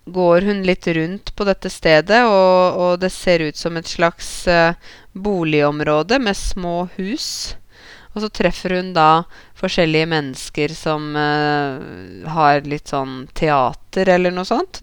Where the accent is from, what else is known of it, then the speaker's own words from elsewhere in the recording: Norway; meg som nordmann